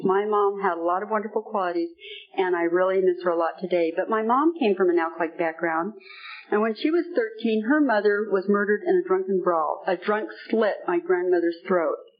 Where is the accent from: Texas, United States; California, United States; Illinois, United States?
California, United States; moved away as an adult; also born or lived in South Carolina; I came from California